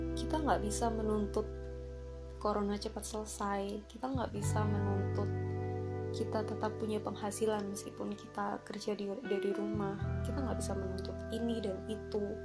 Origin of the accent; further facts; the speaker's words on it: Surabaya, East Java, Indonesia; di kota aku, di Surabaya ini, itu cukup sulit bisa melihat bintang. Jadi waktu malam hari, waktu aku masih kecil, itu aku masih bisa lihat bintang